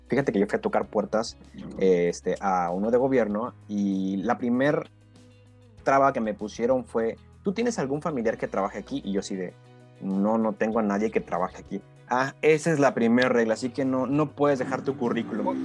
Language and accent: Spanish; Mexico; así somos los mexicanos